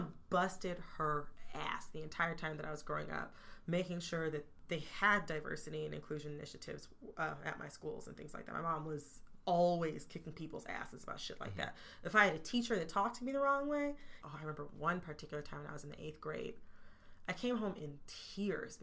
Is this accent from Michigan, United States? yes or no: yes; Oakland County, Michigan, United States; I'm from Oakland County